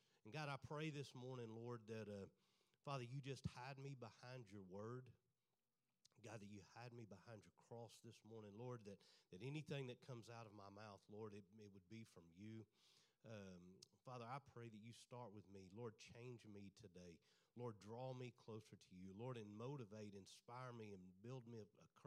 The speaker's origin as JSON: {"language": "English", "town": "Greenville", "region": "Texas", "country": "United States", "tie": "born or raised there", "also_born_or_lived": "Kerrville, Texas / Bandera, Texas", "said": "I grew up in Greenville, Texas"}